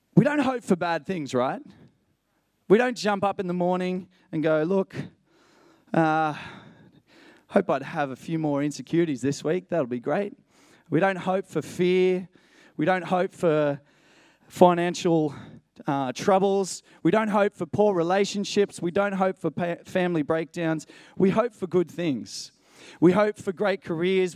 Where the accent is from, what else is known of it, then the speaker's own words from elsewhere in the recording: Matatiele, Eastern Cape, South Africa; moved away; I was born in a place called Matatiel, near the Drakensberg Mountains.